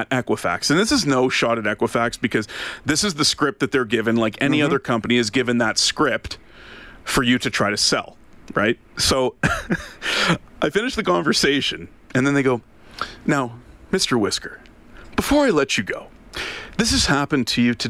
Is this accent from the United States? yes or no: no; Ottawa, Ontario, Canada; moved away as an adult; now in Alberta, Canada; Ottawa, which happens to be my hometown